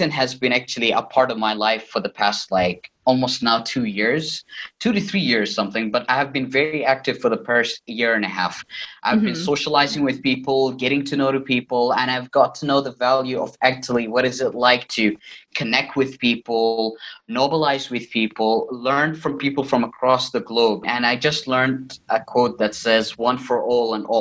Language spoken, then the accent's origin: English; Riyadh, Riyadh Province, Saudi Arabia; moved away as an adult; now in Northern Cyprus; I was born and raised in Riyadh, Saudi Arabia